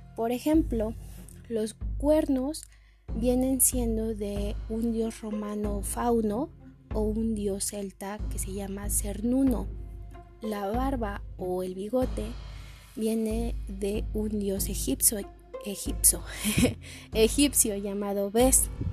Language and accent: Spanish; Mexico; como mexicanos y mexicanas tenemos una religión muy marcada en nuestra vida diaria